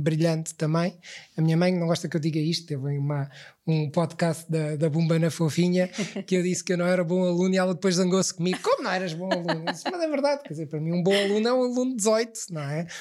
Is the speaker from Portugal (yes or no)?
yes; Lisbon, Portugal; eu cresci em Lisboa, eu, eu, já nasci em Lisboa